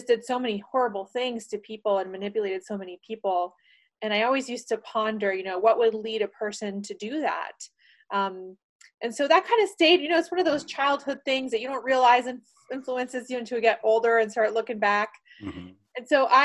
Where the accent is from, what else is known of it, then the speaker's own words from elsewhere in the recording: Panama; I was born in Panama, the country of Panama, and I was not so fortunate to be growing up in the country when we ended up getting a dictator